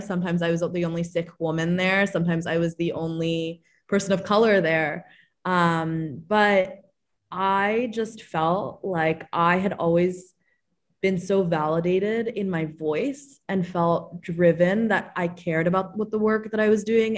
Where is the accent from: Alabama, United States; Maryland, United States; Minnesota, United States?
Maryland, United States; I'm from Maryland